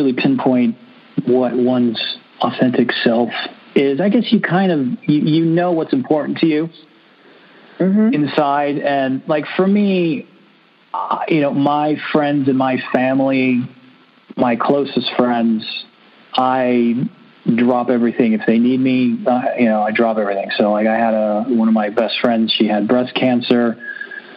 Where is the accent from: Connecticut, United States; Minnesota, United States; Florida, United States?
Florida, United States; Miami; I'm from Miami.